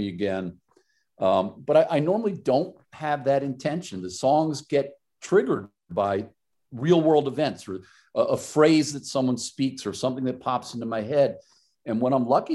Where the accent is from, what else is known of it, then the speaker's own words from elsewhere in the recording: New York area, United States; we're Yankees. We're, you know, we're all from the New York area